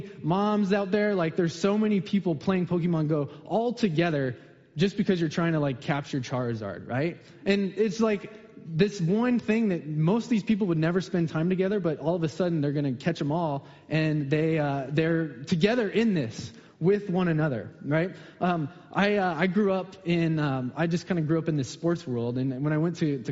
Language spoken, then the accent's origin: English; Colorado, United States; also born or lived in Southern California; now in Seattle area, United States; I grew up in Colorado